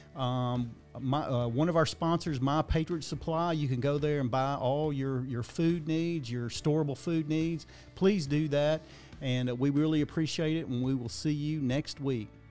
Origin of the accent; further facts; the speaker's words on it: Dickson County, Tennessee, United States; I'm from Dixon County